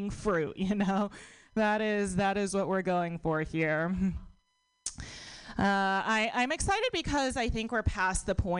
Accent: United States; born or raised there

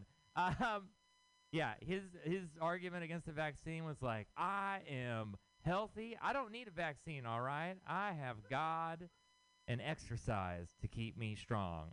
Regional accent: Houston, Texas, United States; moved away as an adult; now in San Francisco, United States; I am from Texas. I'm from Houston, Texas

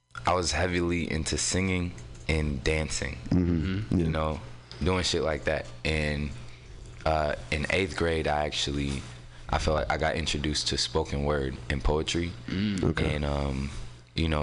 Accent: San Francisco, California, United States; also born or lived in Oakland; So I'm from San Francisco. I was technically born in Oakland, but I was raised out here in San Francisco. I grew up in the Mo

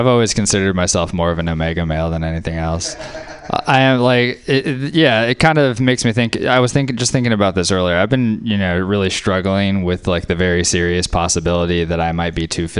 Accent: Georgia, United States; I'm very polite. I'm from the South. I'm from the South, too. I'm from Georgia.

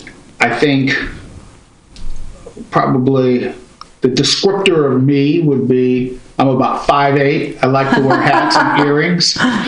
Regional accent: Pittsburg, California, United States; also born or lived in Concord, California; I grew up in Pittsburgh and Concord, California.

